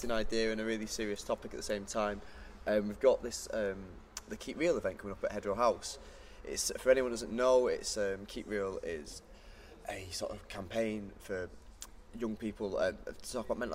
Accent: Manchester, North West England, United Kingdom; I grew up in Manchester

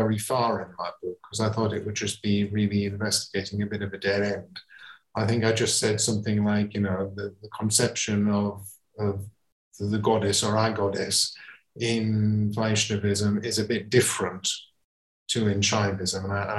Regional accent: England, United Kingdom; And coming at it from somebody who's not a Hindu and growing up in England, then how do I relate to that tradition?

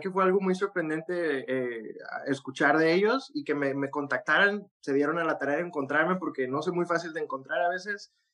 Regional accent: Monterrey, Nuevo León, Mexico; de donde yo soy, en, Monterrey

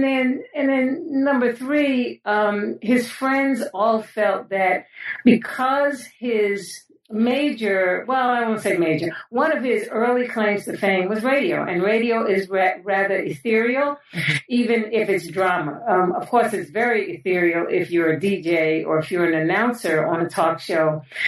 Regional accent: New York City, New York, United States; I was born and raised in New York City, in the Bronx specifically, but it was a great place to grow up.

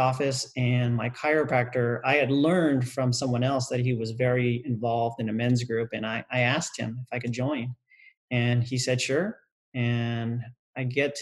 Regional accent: United States; my parents, born in another country, I was raised in the United States

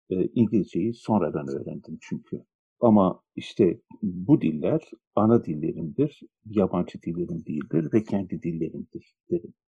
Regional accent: Istanbul, Turkey; Çocukluğum İstanbul'da Şişli, Osman Bey, Feriköy, Pangaltı, Teşvikiye, Nişantaşı çevrelerinde geçti, Kurtuluş'ta geçti.

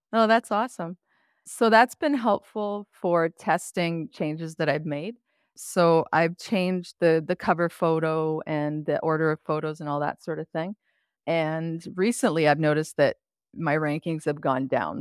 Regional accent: Quebec, Canada; now in Ontario, Canada; I grew up in Quebec

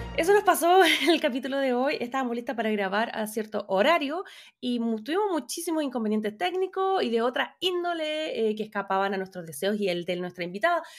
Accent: Chile; now in Los Angeles, United States; soy periodista chilena viviendo en Los Ángeles, California.

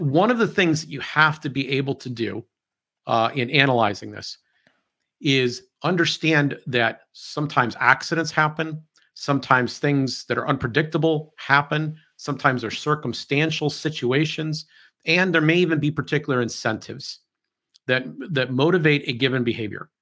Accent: United States

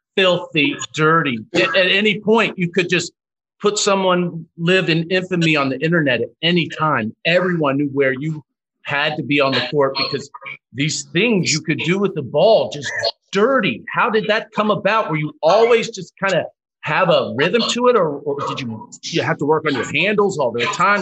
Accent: Kentucky, United States; I'm from Kentucky as well

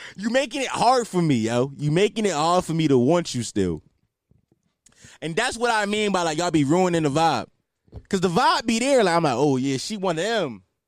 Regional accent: Philadelphia, Pennsylvania, United States; I'm from Philadelphia

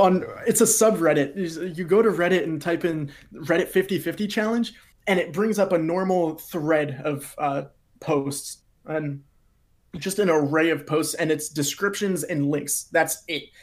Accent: Pennsylvania, United States; I'm from Pennsylvania in the United States

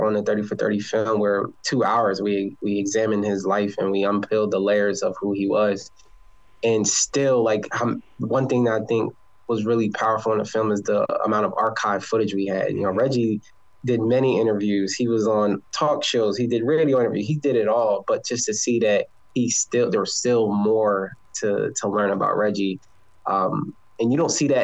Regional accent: New Jersey, United States; I grew up in South Jersey, about 25 minutes away from Philadelphia

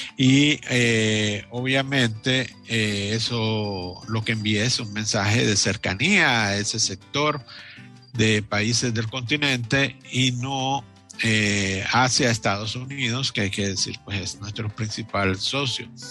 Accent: Honduras; somos los hondureños que trabajamos día a día

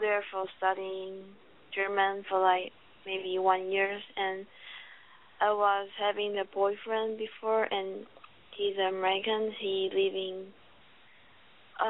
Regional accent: Taiwan; English is a second language; I'm from Taiwan

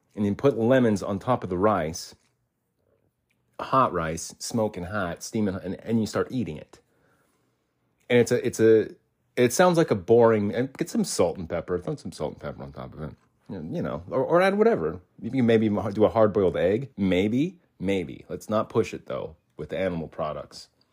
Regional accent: Arizona, United States; And we lived in Arizona. I was born in Arizona, so the whole time I was born in Arizona, yeah, between one and ten

